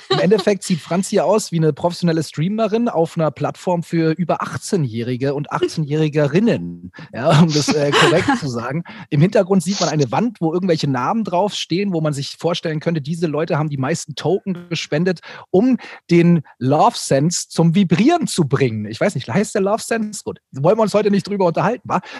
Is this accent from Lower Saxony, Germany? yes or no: no; Bavaria, Germany; Ich, ich, ich komme ja aus Bayern. Ursprünglich komme ich aus Bayern, ja.